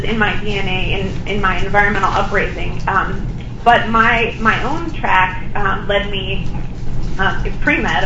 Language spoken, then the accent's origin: English; Madison, Wisconsin, United States; I grew up in Madison, Wisconsin